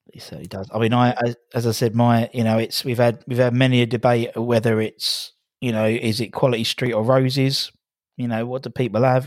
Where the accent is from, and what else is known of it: Loughton, East of England, United Kingdom; born or raised there; moved away as an adult; also born or lived in Epping; now in Hornchurch, United Kingdom